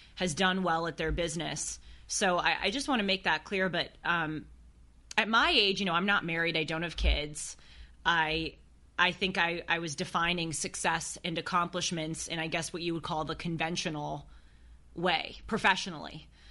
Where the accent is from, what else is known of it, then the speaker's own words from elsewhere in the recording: United States; I was born in the United States of America.